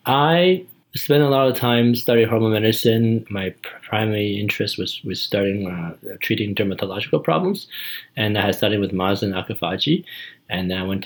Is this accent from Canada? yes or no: yes; Canada; As a Canadian, I got to see what it was like, what the Americans are doing.